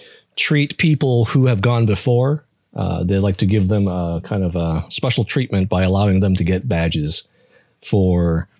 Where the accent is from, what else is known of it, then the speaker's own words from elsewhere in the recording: Taiwan; some tea shop in downtown Taipei in Taiwan. Kudos to my home country.